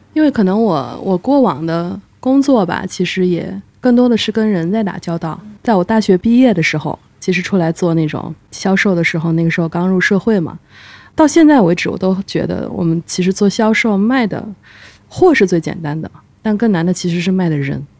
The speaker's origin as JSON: {"language": "Chinese", "town": "Kunming", "region": "Yunnan", "country": "China", "tie": "born or raised there", "said": "我是土生土长的昆明人，昆明人是出了名的家乡堡"}